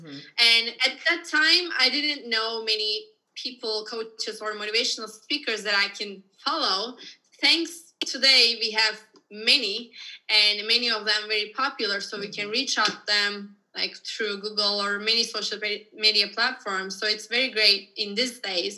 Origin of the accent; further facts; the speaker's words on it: Turkey; moved away; I'm from Turkey originally.